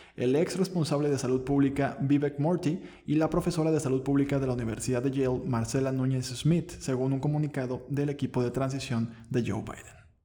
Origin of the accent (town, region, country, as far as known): Mexico